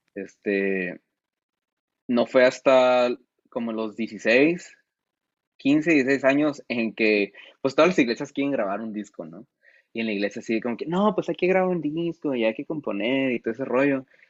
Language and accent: Spanish; San Felipe, Baja California, Mexico; soy de ahí, soy, de San Felo.